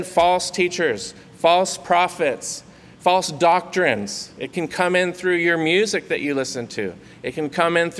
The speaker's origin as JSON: {"language": "English", "town": "Santa Cruz", "region": "California", "country": "United States", "tie": "born or raised there", "also_born_or_lived": "Monterey, California", "said": "I grew up in Santa Cruz"}